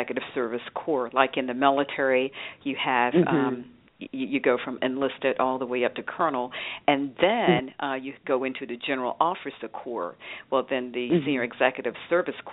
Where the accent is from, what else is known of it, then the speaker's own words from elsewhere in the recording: Roseboro, North Carolina, United States; I grew up in Roseboro, North Carolina, which is about 27 miles southeast of Fayetteville